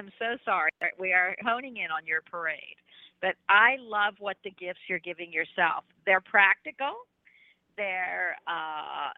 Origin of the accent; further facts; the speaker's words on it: Philadelphia, Pennsylvania, United States; moved away as an adult; now in Florida, United States; I'm from Philadelphia